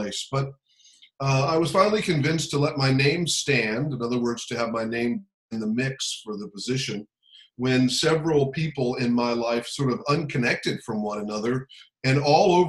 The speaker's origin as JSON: {"language": "English", "town": "Alexandria", "region": "Virginia", "country": "United States", "tie": "born or raised there", "said": "I grew up here in the metro area. I'm from Alexandria, Virginia"}